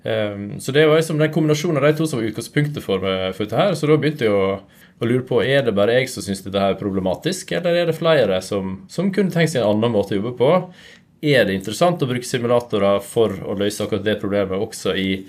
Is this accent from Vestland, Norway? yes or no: yes; Hornindal, Vestland, Norway; also born or lived in Trondheim; now in Nordfjordeid, Norway; Jeg er ifra, ifra Nordfjord, Hornindal opprinnelig. Men nå bor jeg på Nordfjordeid som en halvtime unna.